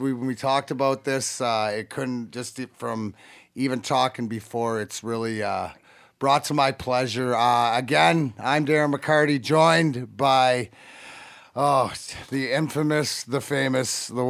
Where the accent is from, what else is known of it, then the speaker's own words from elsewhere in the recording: Leamington, Ontario, Canada; now in Michigan, United States; it reminds me of growing up in Leamington, going to the rinks